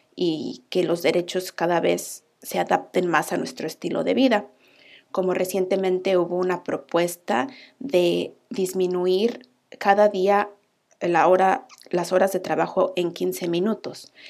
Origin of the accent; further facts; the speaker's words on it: Mexico; moved away as an adult; now in Iceland; …